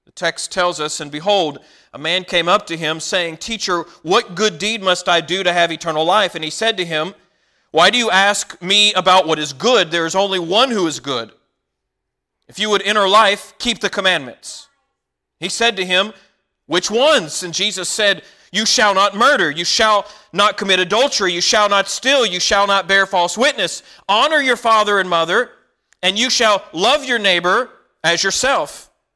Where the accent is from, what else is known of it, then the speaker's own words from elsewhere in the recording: Walkertown, North Carolina, United States; Whenever I was a teenager, my family moved to a little town called Walkertown, North Carolina.